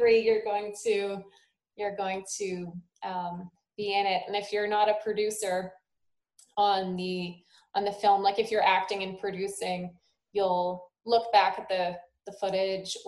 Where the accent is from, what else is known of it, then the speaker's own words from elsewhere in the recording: Sault Ste. Marie, Ontario, Canada; also born or lived in Toronto; I'm from Sault Ste. Marie.